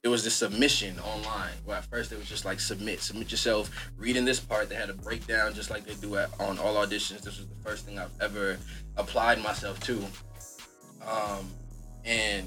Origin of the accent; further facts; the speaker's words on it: New York City, New York, United States; moved away as an adult; now in California, United States; I'm from Brooklyn, New York